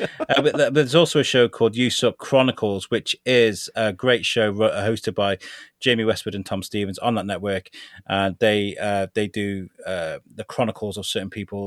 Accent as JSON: {"language": "English", "town": "Shrewsbury", "region": "West Midlands", "country": "United Kingdom", "tie": "born or raised there", "said": "in Shrewsbury, my, in the U K, my hometown"}